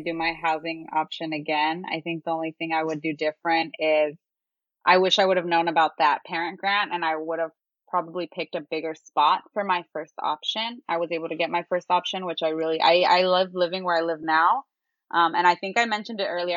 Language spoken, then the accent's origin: English; San Jose, California, United States; now in Berkeley, United States; I just grew up around pho. I grew up around Vietnamese food because I'm from San Jose